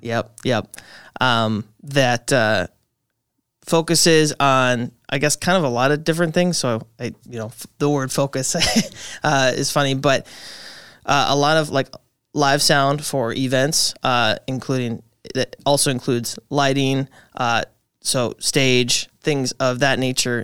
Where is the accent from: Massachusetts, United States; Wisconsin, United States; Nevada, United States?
Wisconsin, United States; Appleton; born and raised in the Appleton kind of area.